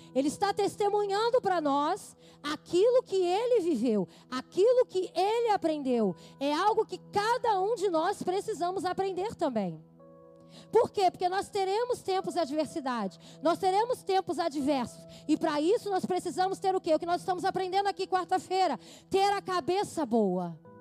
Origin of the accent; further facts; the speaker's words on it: Brazil; como somos brasileiros